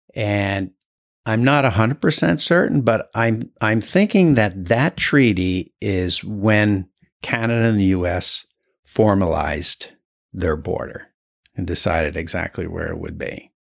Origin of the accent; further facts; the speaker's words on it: Burlington, Vermont, United States; I was born in Burlington, um, grew up there my whole life.